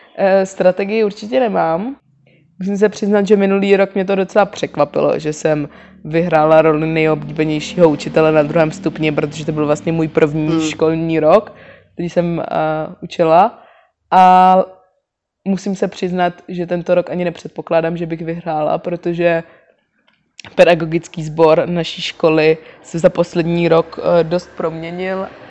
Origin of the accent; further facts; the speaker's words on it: Prague, Czechia; původně pocházím ze Zbraslavy a bydlela jsem celý život s rodičema na Zbraslavě